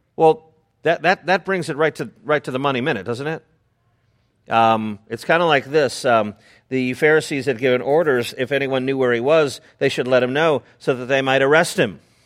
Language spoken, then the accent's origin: English; Chicago, Illinois, United States; I'm from Chicago